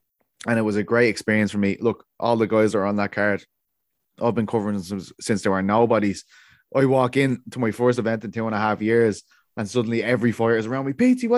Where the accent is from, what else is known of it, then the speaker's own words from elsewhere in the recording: Ireland; As much as it will hurt me as an Irishman